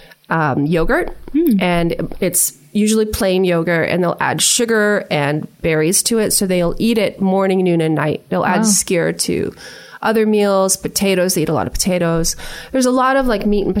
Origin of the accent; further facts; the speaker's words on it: Maine, United States; I'm originally from Maine